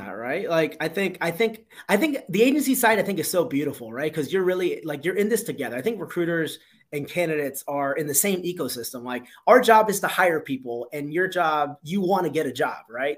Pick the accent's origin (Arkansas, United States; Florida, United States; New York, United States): Florida, United States; Miami; moved away as an adult; also born or lived in South Carolina; born and raised in Miami, went to school in South Carolina